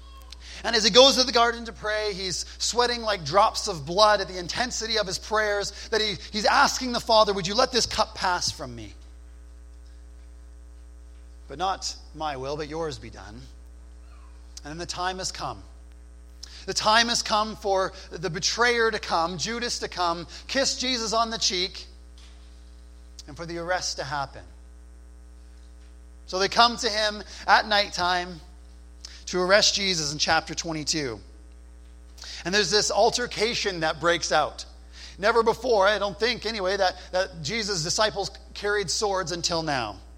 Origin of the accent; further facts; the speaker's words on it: New Brunswick, Canada; I grew up in New Brunswick